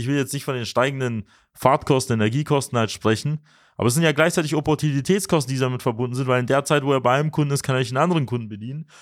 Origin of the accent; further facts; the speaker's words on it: Swabia, Germany; für uns als Schwaben, als moderne Schwaben